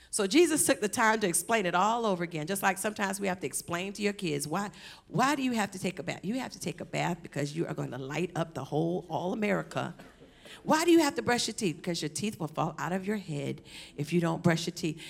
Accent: Savannah, Georgia, United States; moved away as an adult; also born or lived in California; I'm from Savannah

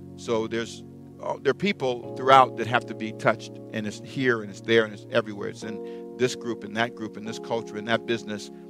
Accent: United States; as an American

